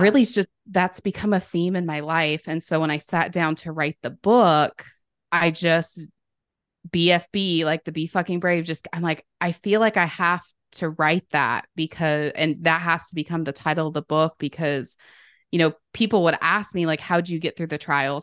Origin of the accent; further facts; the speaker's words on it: Sandy, United States; also born or lived in Los Angeles; when I moved back home